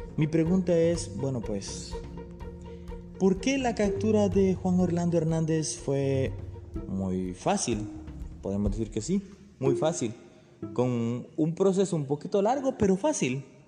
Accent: Honduras; mi país, Honduras.

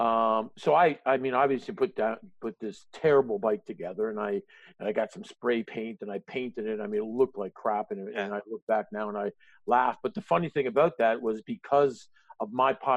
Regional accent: Canada; as a Canadian

